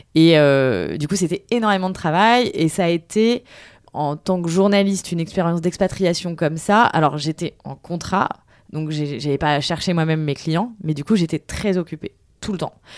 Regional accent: Tours, Centre-Val de Loire, France; also born or lived in New York / China / Lille; now in Paris, France; je viens de Tours, ce qui est pas loin de Paris

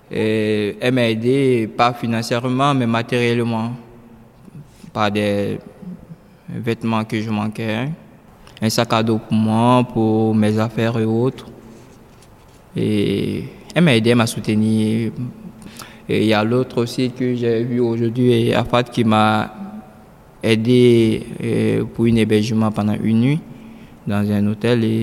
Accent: Côte d’Ivoire; now in Paris, France; Voilà l'éléphant aussi, papa. J'ai 17 ans maintenant. Petit Seigneur, Je viens de la Côte d'Ivoire.

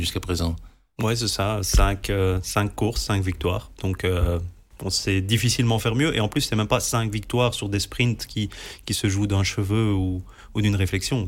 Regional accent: Belgium; on est belge

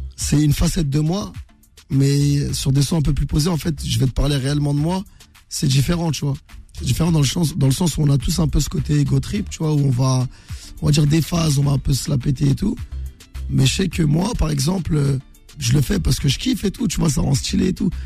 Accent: Meaux, Île-de-France, France; je suis originaire de Meaux, dans le 77

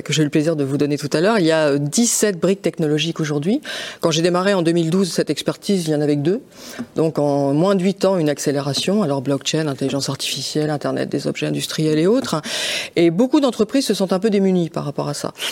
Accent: Lille, Hauts-de-France, France; je suis lilloise, hein, donc j'appartiens euh, à, cette région des Hauts-de-France

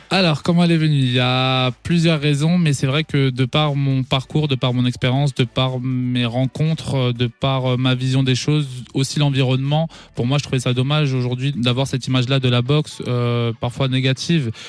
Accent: Strasbourg, Grand Est, France; je suis originaire de Strasbourg, j'ai grandi à Haute-Pierre

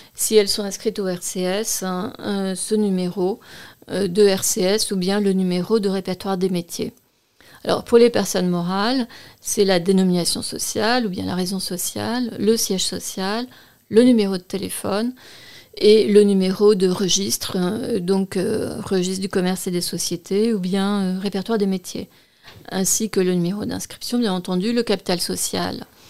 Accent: France; nous sommes en France, euh, je suis française

